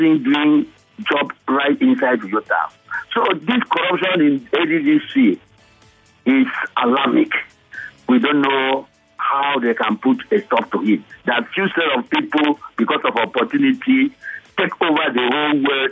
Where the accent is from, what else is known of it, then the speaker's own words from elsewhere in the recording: Niger Delta, Nigeria; I'm from Niger Delta as well.